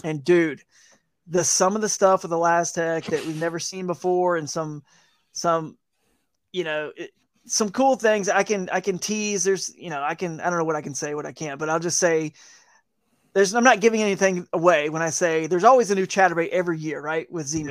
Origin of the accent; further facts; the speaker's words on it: Atlanta, Georgia, United States; moved away as an adult; also born or lived in Fort Worth, Texas / South Carolina / Charlotte, North Carolina; now in North Carolina, United States; I grew up in Atlanta